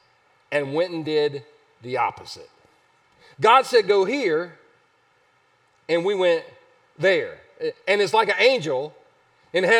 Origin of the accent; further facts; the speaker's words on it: Easley, South Carolina, United States; I grew up in Easley